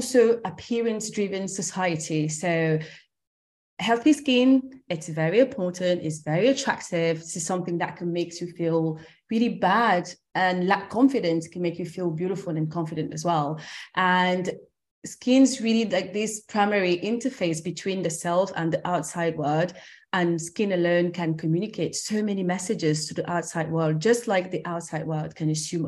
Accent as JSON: {"language": "English", "country": "France", "tie": "born or raised there", "also_born_or_lived": "Cameroon", "said": "I'm originally from Cameroon. That's where I was born. And I grew up in France and in Europe."}